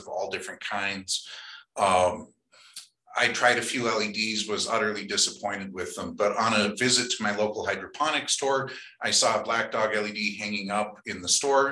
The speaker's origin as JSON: {"language": "English", "region": "Colorado", "country": "United States", "tie": "born or raised there", "said": "growing up in Colorado"}